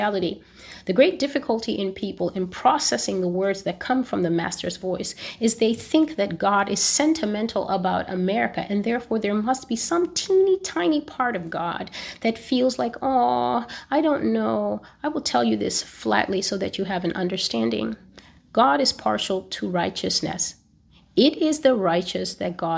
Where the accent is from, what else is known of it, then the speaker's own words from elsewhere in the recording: United States; as an American